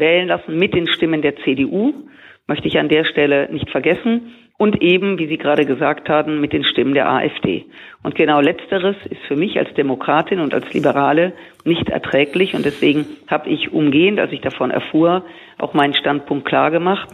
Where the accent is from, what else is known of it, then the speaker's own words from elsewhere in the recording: Rhineland, Germany; als Rheinländerin, ich feiere gern Karneval